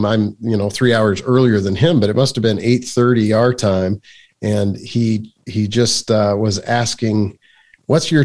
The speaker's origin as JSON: {"language": "English", "region": "Iowa", "country": "United States", "tie": "born or raised there", "also_born_or_lived": "Pennsylvania / Harrisburg, Pennsylvania / Rochester, New York / Houston, Texas", "moved": "as an adult", "lives_now": "Washington, United States", "said": "I grew up in Iowa in the Midwest"}